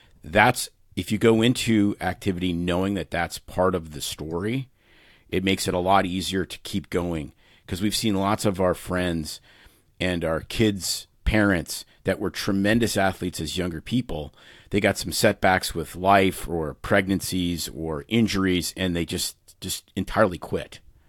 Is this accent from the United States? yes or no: no; Saskatoon, Saskatchewan, Canada; May and I both grew up in Canada. I grew up in Saskatoon, a city of, I don't know, it's about 300,000 people now in the prairies.